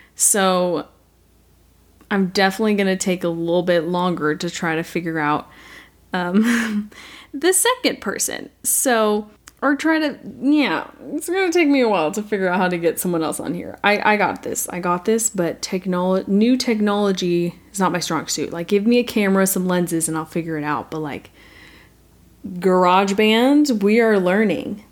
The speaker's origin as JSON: {"language": "English", "country": "United States", "said": "I am American"}